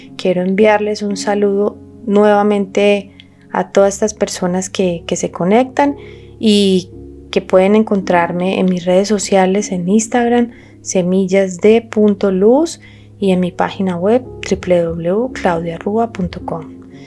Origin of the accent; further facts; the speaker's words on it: Colombia; somos colombianos